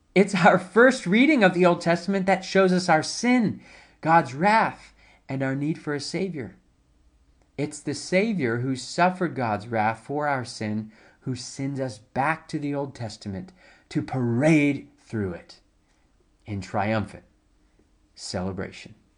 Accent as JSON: {"language": "English", "town": "High Point", "region": "North Carolina", "country": "United States", "tie": "born or raised there", "moved": "yes", "lives_now": "South Carolina, United States", "said": "I grew up in High Point, where, uh, which is about an hour or so from, uh, Durham and Chapel Hill"}